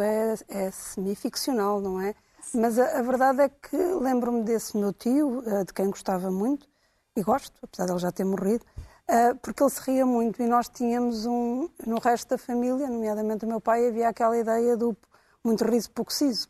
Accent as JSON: {"language": "Portuguese", "country": "Angola", "tie": "born or raised there", "moved": "yes", "said": "eu cresci em Angola"}